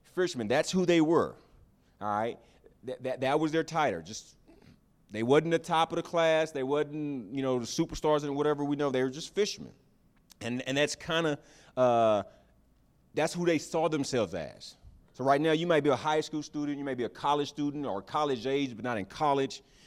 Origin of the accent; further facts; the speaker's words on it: the South, United States; I grew up in the South